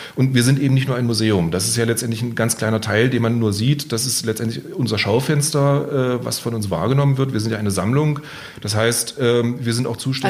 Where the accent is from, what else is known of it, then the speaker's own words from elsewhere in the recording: Magdeburg, Saxony-Anhalt, Germany; now in Bavaria, Germany; ich komme eigentlich aus Magdeburg, also in Mitteldeutschland.